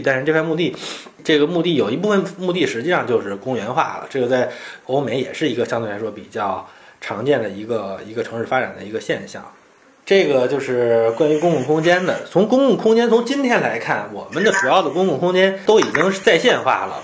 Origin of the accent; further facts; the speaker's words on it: China; 但是我们中国人是不是活得世界最好